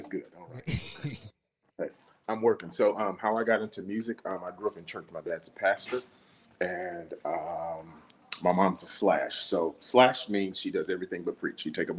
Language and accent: English; St. Louis, Missouri, United States; now in Houston, United States; came to Houston. I'm originally from St. Louis, Missouri.